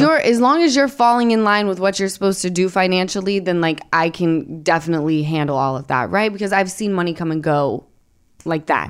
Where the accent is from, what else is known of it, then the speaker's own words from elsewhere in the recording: Utah, United States; I'm from Utah